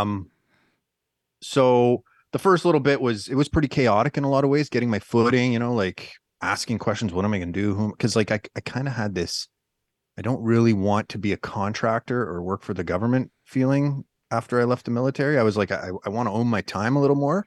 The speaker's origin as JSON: {"language": "English", "region": "Northern Ontario", "country": "Canada", "tie": "born or raised there", "said": "I'm, I'm originally from Northern Canada, uh, Northern Ontario to be specific, you know, grew up in the woods"}